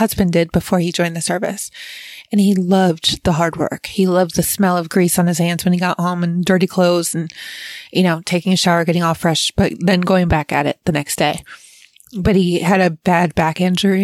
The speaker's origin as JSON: {"language": "English", "town": "Fairport", "region": "New York", "country": "United States", "tie": "born or raised there", "said": "I grew up in Fairport, which was on the east side of Rochester, and I grew up in a village"}